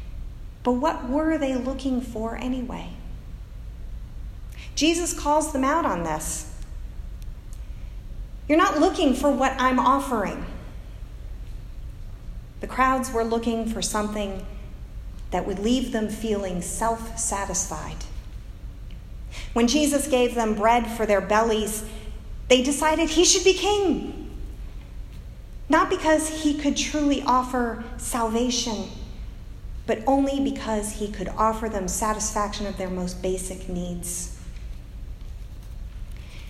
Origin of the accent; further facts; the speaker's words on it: United States; as American Christians